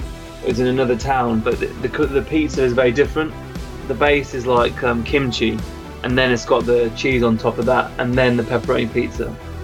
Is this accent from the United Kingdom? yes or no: yes; United Kingdom; I'm a British musician, songwriter